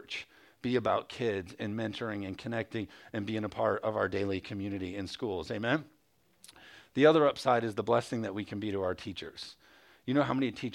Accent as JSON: {"language": "English", "town": "Jenison", "region": "Michigan", "country": "United States", "tie": "born or raised there", "also_born_or_lived": "Hudsonville area, Michigan", "said": "I grew up in Jenison"}